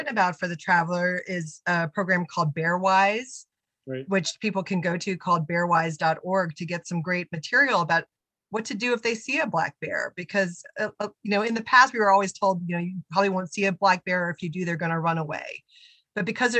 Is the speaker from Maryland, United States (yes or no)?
yes; Maryland, United States; I grew up in Maryland, feeling like the bay was my backyard.